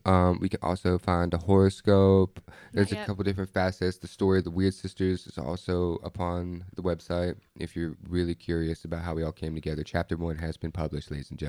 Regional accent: Pennsylvania, United States; moved away; I'm from Pennsylvania, dude. So it's like there's coal trains and like... Hey, there's trains out the ass out there.

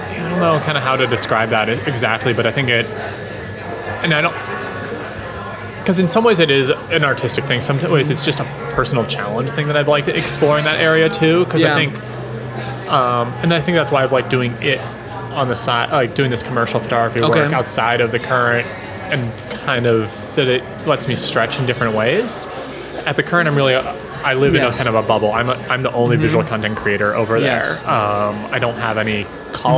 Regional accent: Pennsylvania, United States; moved away; my hometown in Pennsylvania

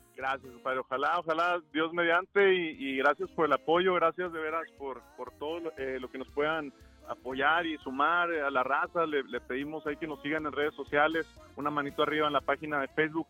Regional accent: Mexico; also born or lived in Durango / Chihuahua; now in El Paso, United States; nosotros crecimos, nacimos eh, en México

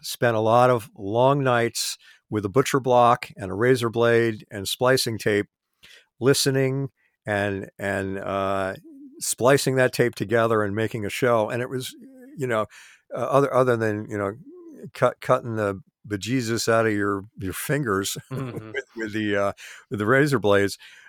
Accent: Great Neck, New York, United States; I grew up in Great Neck in the same county, I could get the radio station from my house.

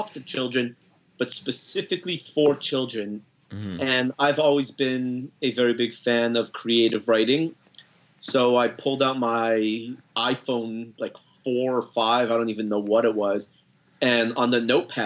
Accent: Los Angeles, California, United States; moved away as an adult; now in Dallas, United States; I grew up in Los Angeles, lived there for 30 years

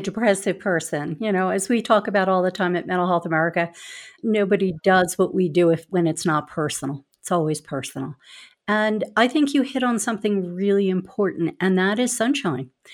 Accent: Philadelphia, Pennsylvania, United States; accent: Philly; also born or lived in California; I grew up in Philadelphia, so I, too, am a city person

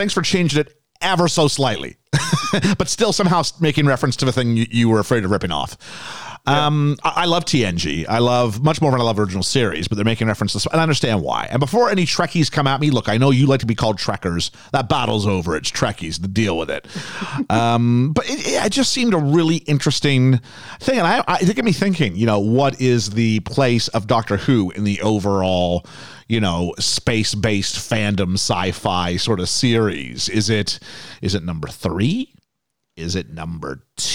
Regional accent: Canada; now in United Kingdom; Where I come from, flags are big, right? Canada's big

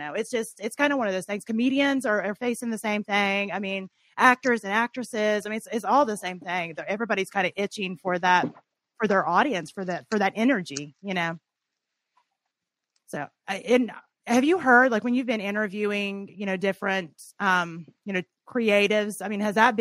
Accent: Tennessee, United States; now in Ohio, United States; I grew up in Tennessee

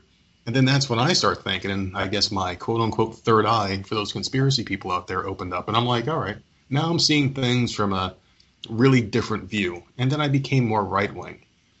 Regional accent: New Jersey, United States; As a Hispanic male growing up, as a kid, I mean, I'm 37 now. But being a kid growing up in New Jersey

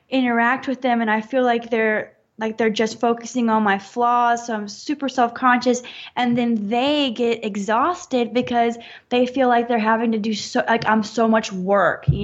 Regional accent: the South, United States; it completely changed my changed my life pretty much because I'm from the South, and there's a lot of repression there

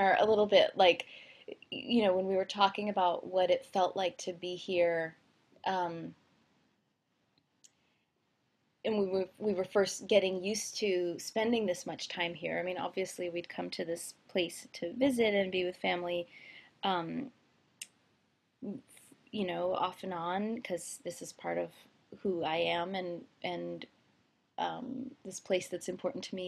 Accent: outside of Philadelphia, Pennsylvania, United States; moved away as an adult; also born or lived in Olympia, Washington / New York City; grew up outside of Philadelphia, and it was like a close-in suburb to the city

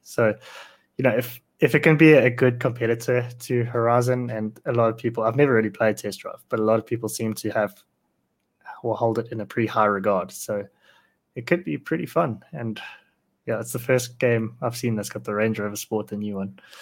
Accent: South Africa; I'm South African

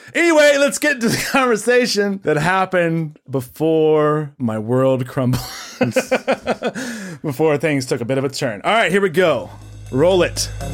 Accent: Tennessee, United States; I'm from Tennessee

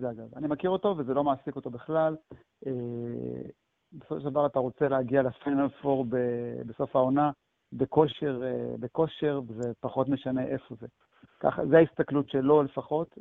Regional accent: Jerusalem, Jerusalem District, Israel; אני כירושלמי

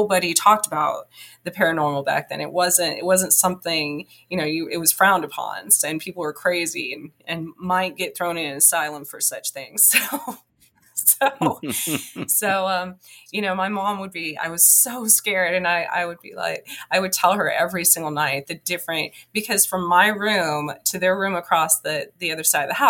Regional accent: southwestern New Mexico, United States; also born or lived in Roswell, New Mexico; I grew up in the mountains in southwestern New Mexico. I was born outside of Roswell

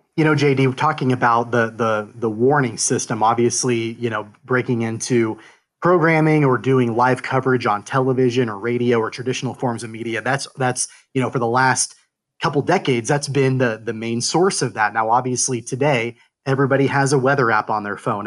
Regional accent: Kansas, United States; I grew up in Kansas as well

